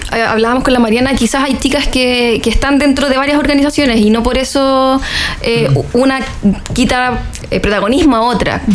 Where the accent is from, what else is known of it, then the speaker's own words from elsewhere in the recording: Chile; éramos re pocos chilenos los que estábamos ahí